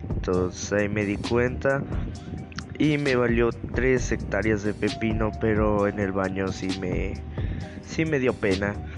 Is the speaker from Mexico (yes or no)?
yes; Mexico; soy mexicano